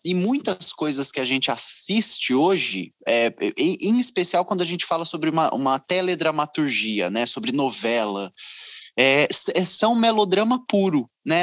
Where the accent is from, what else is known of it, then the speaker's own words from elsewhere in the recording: Ribeirão Preto, São Paulo, Brazil; moved away; eu estou longe de Ribeirão Preto, onde nasci